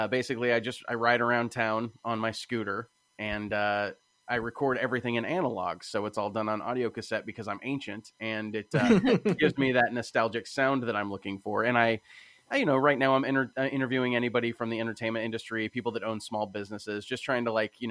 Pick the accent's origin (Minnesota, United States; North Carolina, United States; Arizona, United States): Arizona, United States; Phoenix; I was born in Phoenix, Arizona.